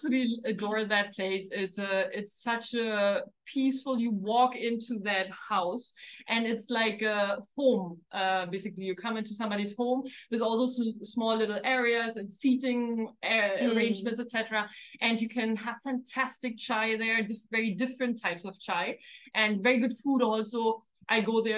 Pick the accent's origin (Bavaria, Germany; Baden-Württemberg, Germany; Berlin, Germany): Berlin, Germany; moved away as an adult; also born or lived in Netherlands / England / Switzerland / Dubai; now in Mumbai, India; So I was born, as both of us actually, in Germany. Specifically, I lived most of my young life in Berlin.